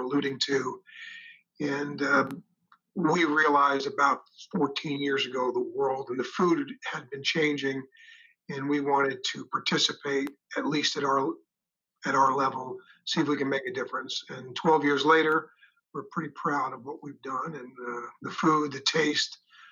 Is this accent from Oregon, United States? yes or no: no; New York, United States; accent: New York; moved away as an adult; now in Chattanooga, United States; I'm a New Yorker, as you can tell by my accent